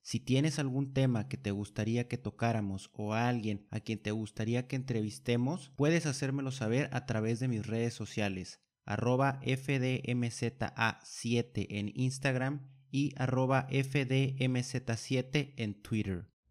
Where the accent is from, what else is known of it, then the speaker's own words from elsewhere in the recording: Mexico; nos esperan como mexicanos